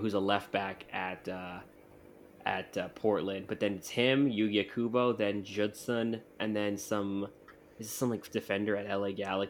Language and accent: English; Austria; This is offensive to my sensibilities, and I am from Austria.